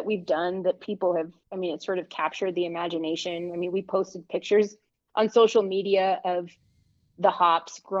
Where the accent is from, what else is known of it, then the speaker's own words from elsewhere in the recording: North Dakota, United States; now in Albuquerque, United States; I'm from North Dakota